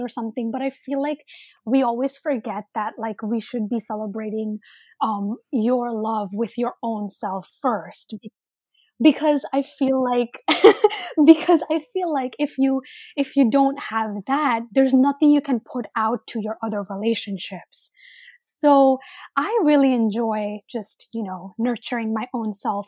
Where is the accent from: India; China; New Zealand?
India; I'm Indian.